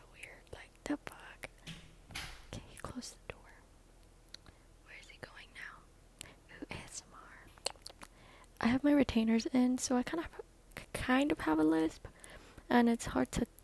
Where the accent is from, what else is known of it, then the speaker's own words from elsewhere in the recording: Guam; I'm from Guam